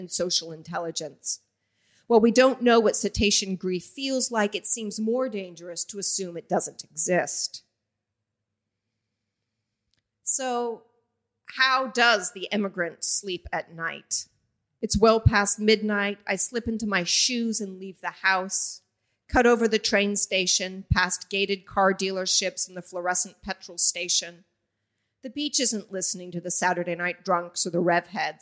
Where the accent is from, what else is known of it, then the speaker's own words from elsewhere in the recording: Vashon Island, Washington, United States; now in Wollongong, Australia; As an immigrant to Australia, the water connects and separates Wollongong, where I live now, from the small island in the Puget Sound where I grew up in the United States